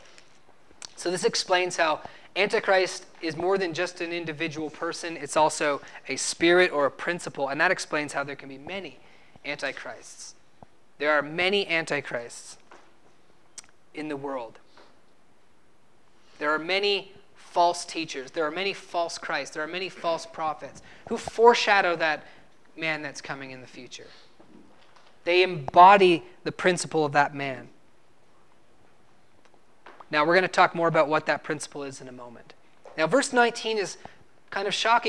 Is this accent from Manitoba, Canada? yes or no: no; New Brunswick, Canada; moved away; I'm from New Brunswick, Canada, and when I was living back in New Brunswick, Canada